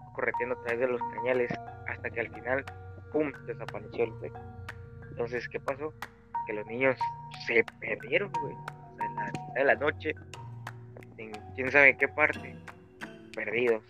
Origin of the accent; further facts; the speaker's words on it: Veracruz, Mexico; moved away; Allá en mi pueblito. Remoto.